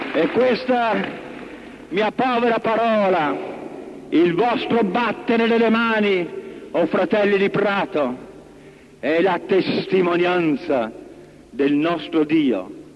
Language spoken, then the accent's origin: Italian; Italy